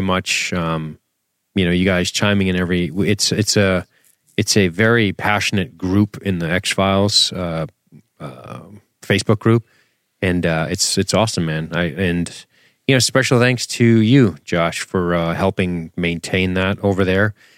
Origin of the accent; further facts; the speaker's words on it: Massachusetts, United States; we're from Massachusetts